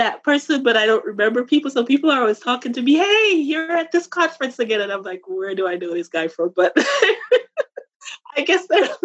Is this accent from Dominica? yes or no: yes; Dominica; moved away as an adult; now in United States; I was born in Dominica in the Caribbean.